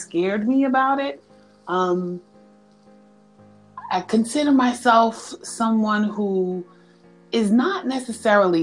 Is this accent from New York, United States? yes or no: yes; New York City, New York, United States; moved away as an adult; I'm from New York, born and raised in the Bronx